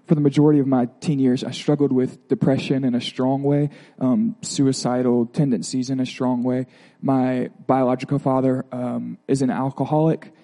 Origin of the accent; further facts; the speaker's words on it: Pensacola, Florida, United States; I grew up in Pensacola, Florida, in a Methodist home